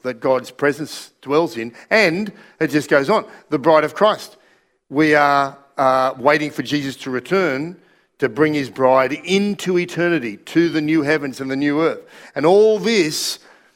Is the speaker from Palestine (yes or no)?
no; Australia; also born or lived in Russia; we're Australian